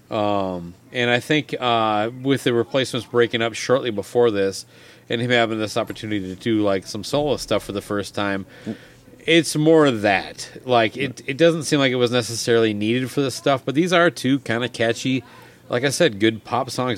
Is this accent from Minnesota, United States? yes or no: yes; Minnesota, United States; as a Minnesotan